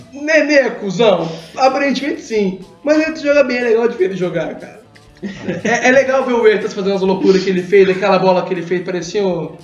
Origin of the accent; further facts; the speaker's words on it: Brazil; A gente é brasileiro